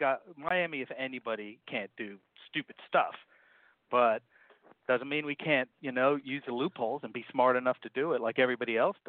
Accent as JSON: {"language": "English", "country": "Jamaica", "said": "Not because I'm Jamaican."}